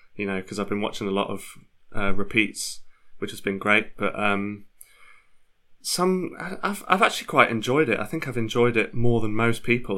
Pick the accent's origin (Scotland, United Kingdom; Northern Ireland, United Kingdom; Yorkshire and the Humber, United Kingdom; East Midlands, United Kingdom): Yorkshire and the Humber, United Kingdom; Leeds; moved away as an adult; now in London, United Kingdom; I was raised in Leeds, um, lived there for a large proportion of my life